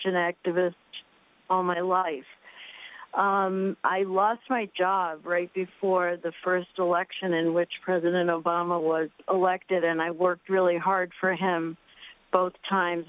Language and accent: English; United States; also born or lived in South America; My mom was Bolivian and my dad was from here. We moved here when I was 5